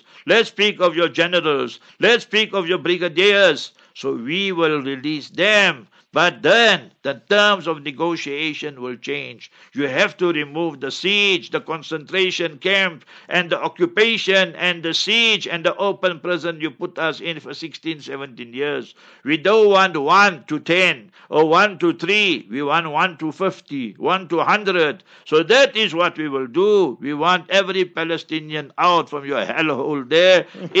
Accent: Heidelberg, Gauteng, South Africa; I was born in Heidelberg, a stronghold of the Nationalist Party

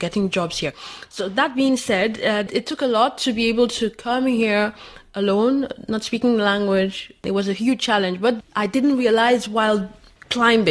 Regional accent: Nigeria; moved away as an adult; now in France; I'm from Nigeria

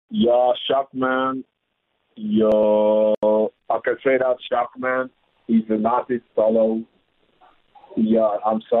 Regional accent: Tanzania; also born or lived in Democratic Republic of the Congo; now in South Africa; I'm from Congo DRC, but grew up in Tanzania.

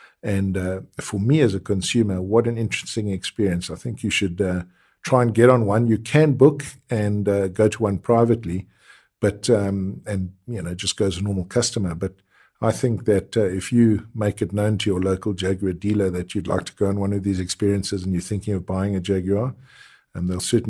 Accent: South Africa; very important features to keep you as a South African motorist alive, especially bearing in mind that we probably have the worst drivers in the world

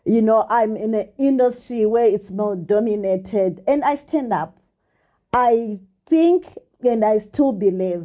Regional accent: Gokwe, Midlands, Zimbabwe; I grew up in the dust and dark streets of Nembudzia Gokwe

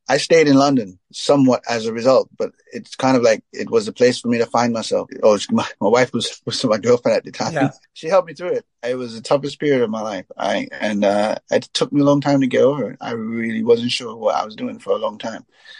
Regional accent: Trinidad & Tobago; I come from Trinidad.

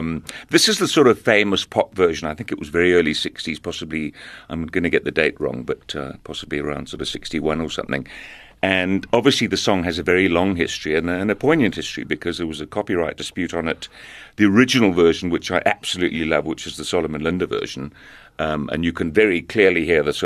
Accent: Zambia; born there; I was born in Zambia, and I did grow up listening to some of the songs that we're going to hear now.

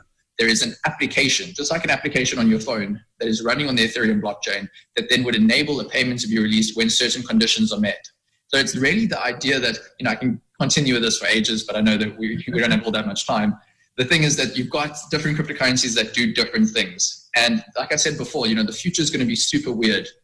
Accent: South Africa; as a South African

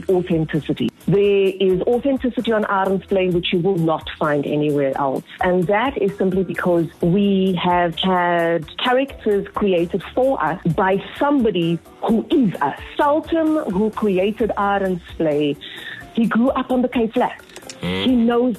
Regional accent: Cape Town, Western Cape, South Africa; I grew up in Mitchell's Plain. I know it. I've seen it. I've grown up around it.

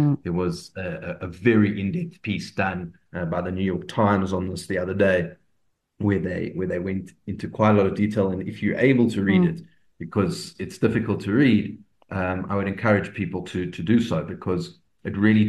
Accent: South Africa

